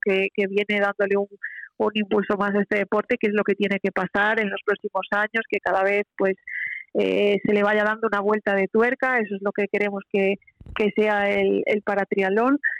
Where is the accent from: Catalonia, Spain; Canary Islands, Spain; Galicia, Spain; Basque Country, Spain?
Galicia, Spain; Vigo; yo soy de Vigo, pero Pontevedra está, está a un paso de, mi ciudad